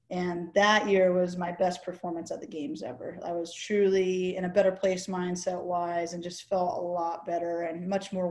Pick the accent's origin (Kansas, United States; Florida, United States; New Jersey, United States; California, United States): California, United States; Camp Pendleton; born there; holy crap, that's where I was born on the Marine Corps base, you know?